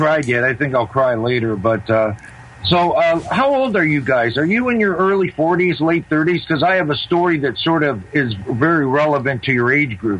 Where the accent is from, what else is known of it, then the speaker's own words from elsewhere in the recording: Toronto, Ontario, Canada; from Toronto. Long time no talk.